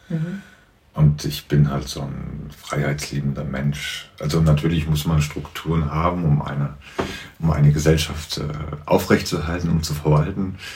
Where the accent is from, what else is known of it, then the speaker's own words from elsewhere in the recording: Marburg, Hesse, Germany; ich bin Marburger. Ich bin Weidenhäuser.